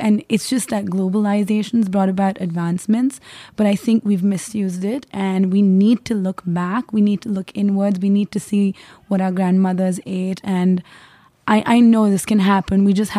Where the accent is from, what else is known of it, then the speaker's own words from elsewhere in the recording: India; Yes, so I come from India.